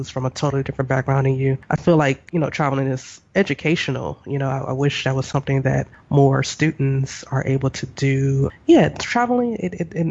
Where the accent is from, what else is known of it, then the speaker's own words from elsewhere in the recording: United States; moved away; we're both from the States